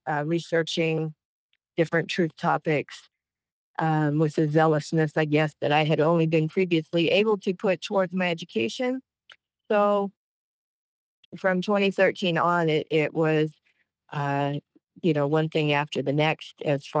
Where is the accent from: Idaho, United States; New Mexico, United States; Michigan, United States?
Idaho, United States; moved away; also born or lived in Flagstaff, Arizona; I was born and raised in the Pacific Northwest in Idaho